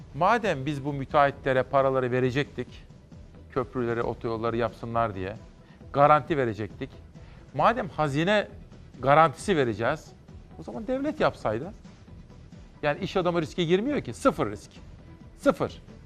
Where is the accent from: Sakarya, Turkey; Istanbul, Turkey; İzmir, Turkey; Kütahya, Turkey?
Kütahya, Turkey; Simav; moved away; Bütün Simav'a doğup büyüdüğüm ilkokulu, ortaokul, liseyi okuduğum memleketime